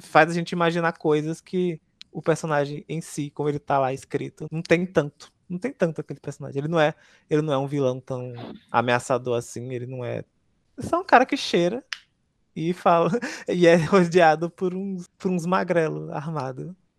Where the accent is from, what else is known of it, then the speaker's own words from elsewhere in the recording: Northeast Region, Brazil; eu vou ser hostilizado com, como nordestino